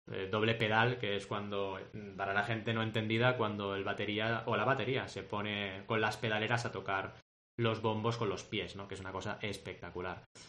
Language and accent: Spanish; Barcelona, Catalonia, Spain; also born or lived in Mar del Plata, Argentina; yo me fui de mi ciudad natal a los 8 años y llegué a Barcelona